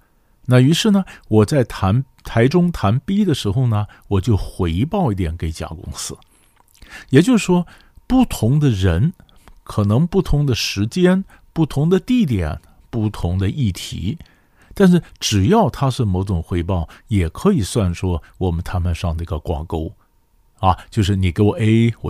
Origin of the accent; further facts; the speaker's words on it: China; 我们中国人的字呢，绝对不是呃对称的